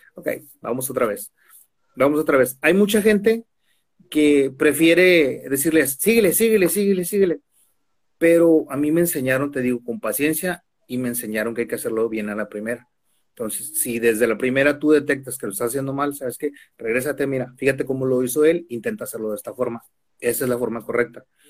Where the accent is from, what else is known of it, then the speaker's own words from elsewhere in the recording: Tijuana, Baja California, Mexico; moved away as an adult; now in Mexicali, Mexico; soy originario de Tijuana